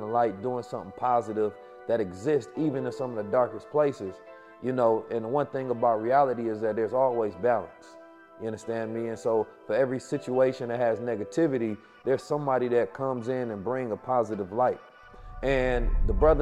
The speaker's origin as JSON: {"language": "English", "town": "St. Louis", "region": "Missouri", "country": "United States", "tie": "born or raised there", "moved": "yes", "said": "I was born in St. Louis, Missouri, where I grew up"}